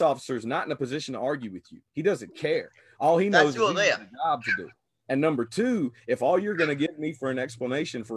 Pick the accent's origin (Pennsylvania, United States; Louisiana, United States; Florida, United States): Louisiana, United States; growing up in Louisiana